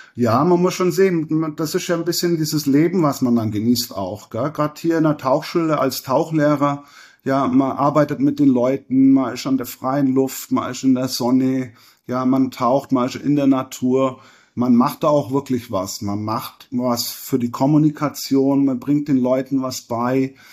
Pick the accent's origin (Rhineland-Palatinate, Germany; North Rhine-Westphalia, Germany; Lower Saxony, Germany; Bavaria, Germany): Bavaria, Germany; Lindenberg im Allgäu; moved away as an adult; now in Koh Tao, Thailand; ich komme aus Lindenberg im Allgäu